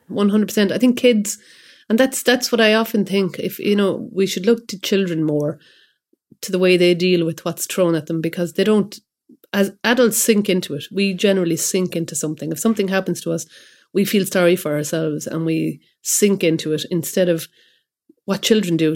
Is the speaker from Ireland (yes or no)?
yes; Kilkenny, Leinster, Ireland; I'm from Kilkenny